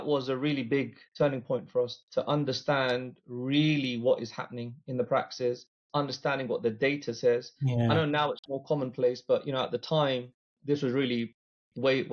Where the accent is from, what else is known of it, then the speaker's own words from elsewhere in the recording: London, United Kingdom; we're all from London